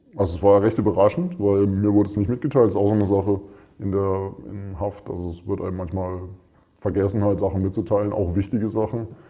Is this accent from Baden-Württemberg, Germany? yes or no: yes; Freiburg, Baden-Württemberg, Germany; also born or lived in Mönchengladbach, North Rhine-Westphalia; Ich komme ursprünglich, also gebürtig aus Mönchengladbach, Nordrhein-Westfalen. Bin aber relativ früh nach Freiburg mit meinen Eltern gezogen, bin dort groß geworden